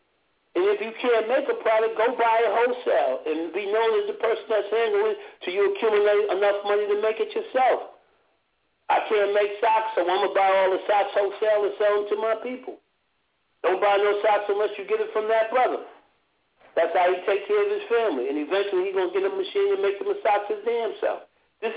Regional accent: New York, United States; When I was a kid, I grew up in Harlem

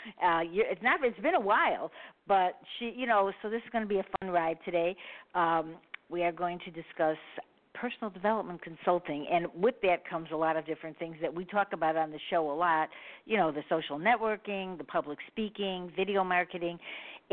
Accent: Chicago, Illinois, United States; I'm from Chicago

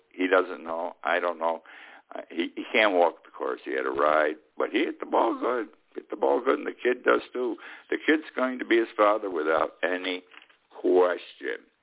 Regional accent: Utica, New York, United States; moved away as an adult; now in Key West, United States; that's where I come from, my hometown of Utica

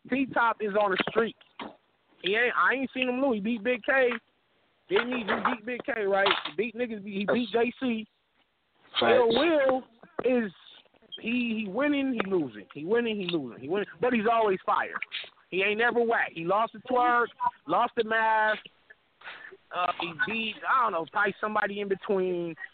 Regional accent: Louisville, Kentucky, United States; I'm from I'm from Louisville, bro.

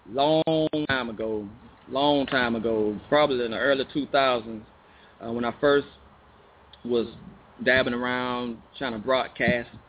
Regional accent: Chicago, Illinois, United States; born there; now in Arkansas, United States; He was born in Chicago. I was born in Chicago.

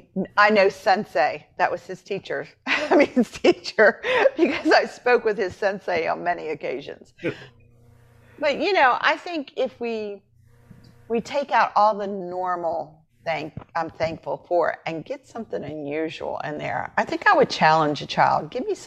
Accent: Appalachia, United States; I'm from Appalachia. They do so many things, and you just sit there and go, oh, my God, you guys are all witches.

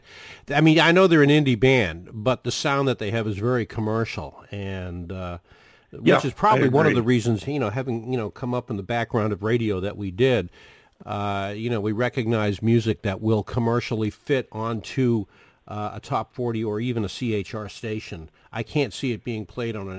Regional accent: Boston, Massachusetts, United States; now in Florida, United States; I'm from Boston, and I'm a die-and-go-to-hell Red Sox fan

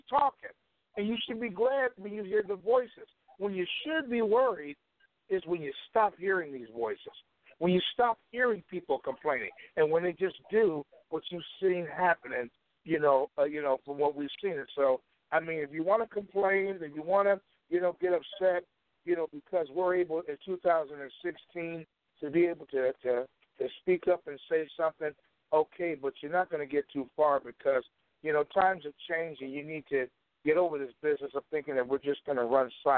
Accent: Chicago, Illinois, United States; moved away; my hometown of Chicago

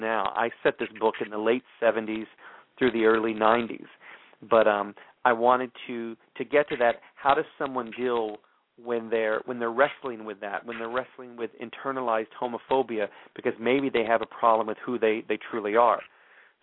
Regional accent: Texas, United States; I grew up Southern Baptist in Texas

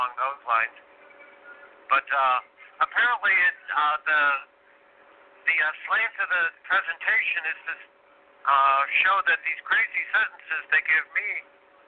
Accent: Illinois, United States; my home state of Illinois

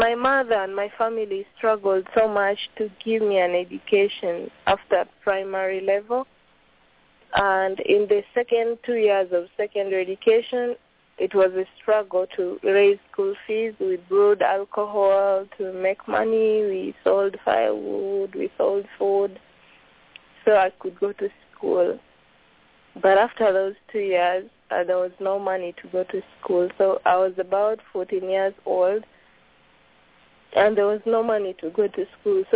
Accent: Tororo, Eastern Region, Uganda; I come from eastern Uganda, bordering Kenya. I come from Tororo.

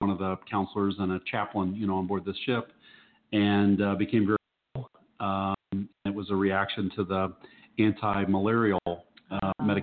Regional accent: Cincinnati, Ohio, United States; moved away; my hometown in Cincinnati

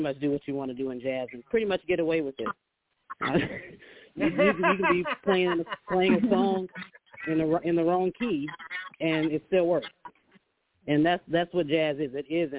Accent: Waterloo, Iowa, United States; moved away as an adult; now in Orlando, United States; I'm originally from Waterloo, Iowa, and I actually moved to Orlando to play for Disney and Universal and things like that. So that's how I ended up here.

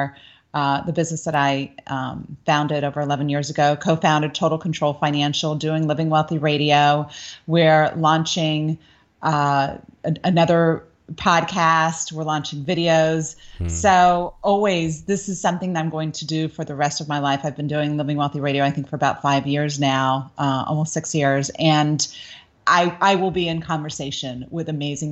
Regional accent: Coral Gables, Florida, United States; I grew up in Coral Gables, Florida

